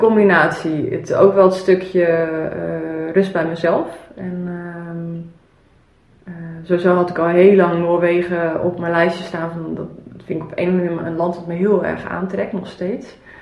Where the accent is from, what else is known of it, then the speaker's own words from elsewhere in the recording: Zeeland, Netherlands; ik ben opgegroeid in Zeeland